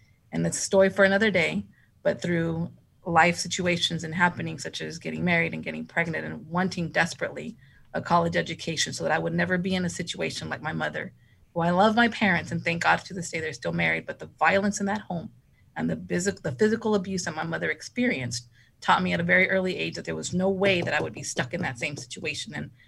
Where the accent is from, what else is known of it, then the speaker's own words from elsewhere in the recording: Aldine, Texas, United States; So I grew up here in Aldine from kindergarten through 12th grade.